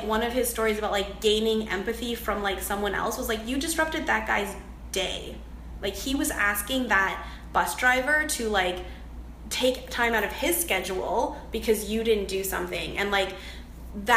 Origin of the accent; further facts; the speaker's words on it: Canada; I am Chinese Canadian